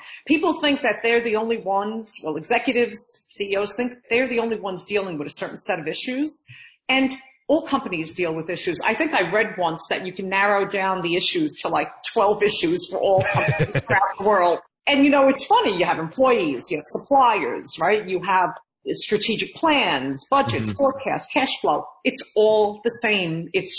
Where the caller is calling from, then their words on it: Central Valley, New York, United States; I am calling in from Central Valley, New York.